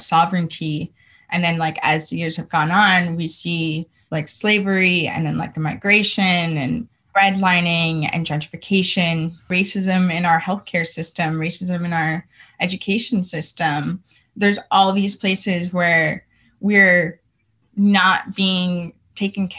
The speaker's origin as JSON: {"language": "English", "region": "California", "country": "United States", "tie": "born or raised there", "said": "Growing up in California, I did see queer folks"}